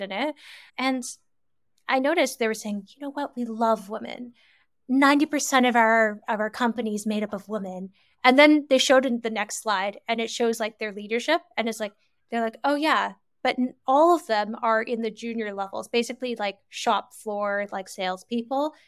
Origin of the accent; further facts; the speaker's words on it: Canada; moved away as an adult; also born or lived in United Kingdom / France / China / Singapore; I'm originally born and raised in Canada